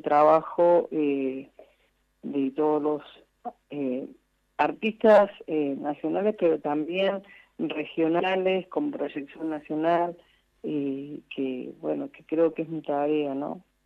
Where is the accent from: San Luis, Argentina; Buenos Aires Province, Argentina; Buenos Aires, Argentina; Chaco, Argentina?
San Luis, Argentina; Merlo; he estado en, en la villa de, mi, de mi región, mi pueblo